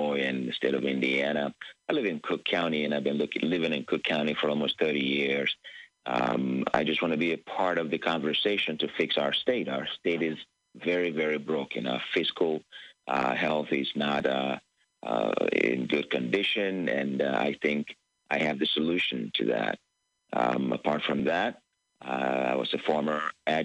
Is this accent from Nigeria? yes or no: yes; Lagos, Nigeria; moved away as an adult; now in United States; I was born in Lagos, Nigeria, and I grew up under a dictatorship